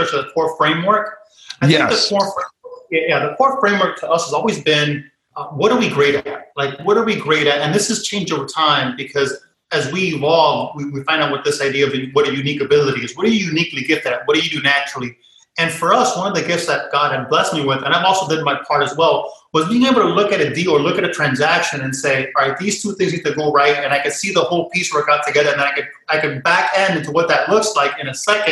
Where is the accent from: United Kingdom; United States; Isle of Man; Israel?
United States; Miami, Florida; also born or lived in Connecticut; born and raised in Miami